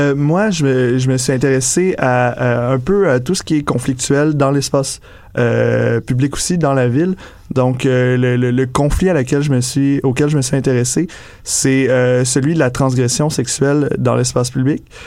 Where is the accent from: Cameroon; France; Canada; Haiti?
Canada; Quebec; now in Montreal, Canada; je suis arrivé à Montréal de Québec, justement. J'ai d'une petite ville de région